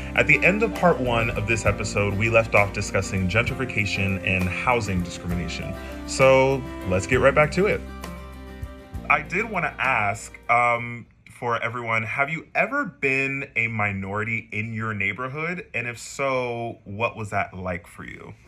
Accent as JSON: {"language": "English", "town": "San Antonio", "region": "Texas", "country": "United States", "moved": "yes", "said": "i am originally from San Antonio, Texas"}